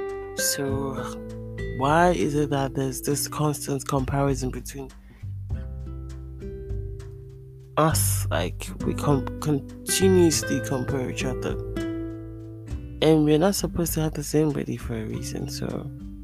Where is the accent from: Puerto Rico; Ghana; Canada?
Ghana; moved away; I grew up partly in Africa, in Ghana.